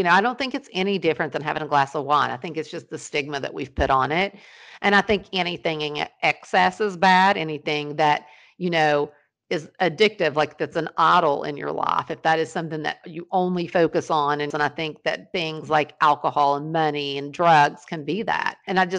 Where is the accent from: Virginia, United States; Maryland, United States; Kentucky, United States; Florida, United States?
Kentucky, United States; Ashland; born there; And the fact that I was born in Ashland, Kentucky, and just handed to my mom and dad